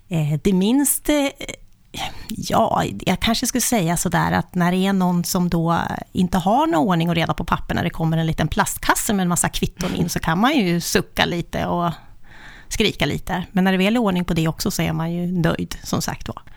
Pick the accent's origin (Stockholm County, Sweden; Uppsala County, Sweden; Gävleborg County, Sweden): Uppsala County, Sweden; Östhammar; now in Uppsala, Sweden; Jag är född i lilla Östhammar, men vid kusten. Kustens pärla, men bor i Uppsala sedan ganska många år tillbaka